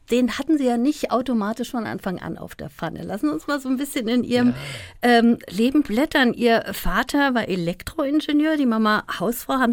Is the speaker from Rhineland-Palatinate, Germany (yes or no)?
no; Saarland, Germany; born there; ich bin ja gebürtiger Saarländer